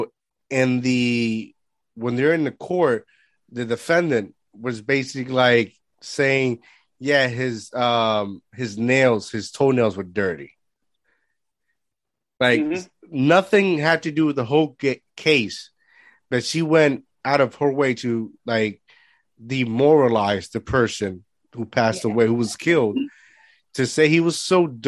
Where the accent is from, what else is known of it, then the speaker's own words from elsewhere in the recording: Puerto Rico; moved away; I was born here, right? And I grew up in Puerto Rico